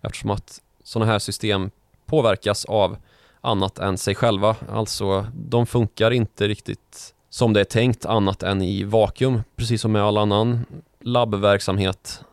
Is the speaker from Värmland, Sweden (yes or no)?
yes; Karlstad, Värmland, Sweden; born or raised there